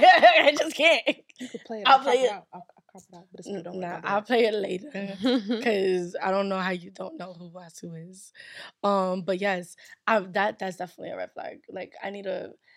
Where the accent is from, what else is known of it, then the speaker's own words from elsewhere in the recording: Nigeria; I'm Nigerian. If I don't have that, I think I'm going to have to, like, die.